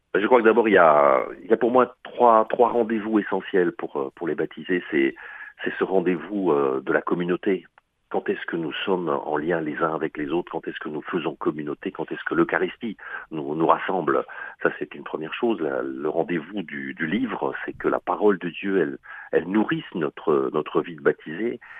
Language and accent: French; Alsace, Grand Est, France; moved away as an adult; also born or lived in Montpellier; je viens d'Alsace, hein, donc c'est un peu loin